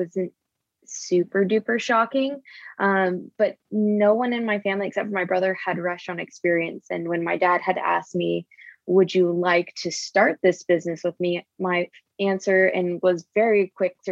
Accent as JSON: {"language": "English", "town": "Houston", "region": "Texas", "country": "United States", "also_born_or_lived": "Austin", "said": "We're originally from Houston, which is where we are now."}